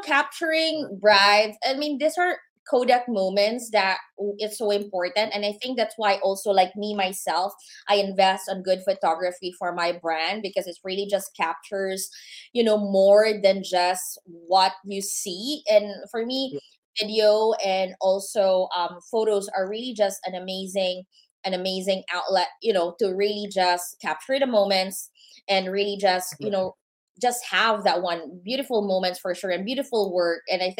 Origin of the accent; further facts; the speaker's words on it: Philippines; And for us, right, being Filipino